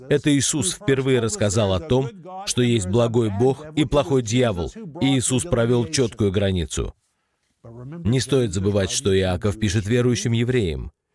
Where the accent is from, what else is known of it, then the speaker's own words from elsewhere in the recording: Oklahoma, United States; moved away; я вырос в Америке, в штате Оклахома